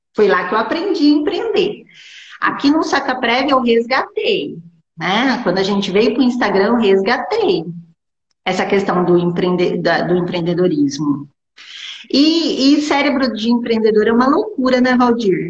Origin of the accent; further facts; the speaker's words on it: interior of São Paulo state, Brazil; eu sou aqui do interior do estado de São Paulo